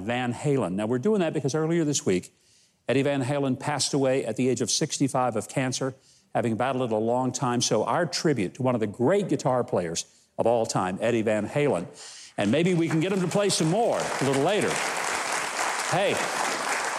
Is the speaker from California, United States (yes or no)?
no; Arkansas, United States; my home state of Arkansas